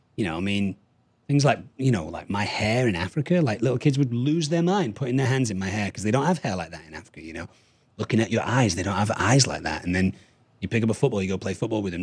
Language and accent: English; Manchester, North West England, United Kingdom; moved away as an adult; also born or lived in Berlin, Germany / Düsseldorf, Germany / Münster, Germany / Ireland; moved back to Manchester, where my parents are from, until I was seventeen